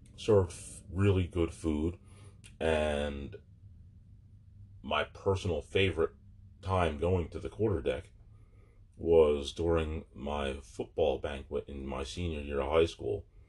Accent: Barnegat, New Jersey, United States; moved away; also born or lived in Manahawkin, New Jersey / Manchester, New Jersey; I spent a lot of time at the beach during those formative years growing up in Barnegat and Manahawkin

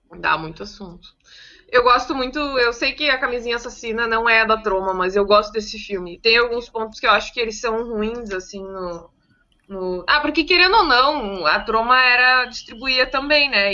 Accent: Viamão, Rio Grande do Sul, Brazil; eu sendo de Viamão, sendo de Viamão

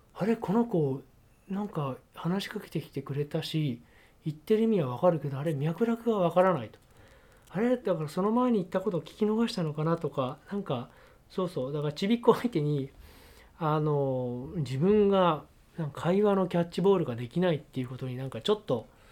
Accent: Japan; moved away as an adult; now in United Kingdom; こっちが日本人だって分かるし

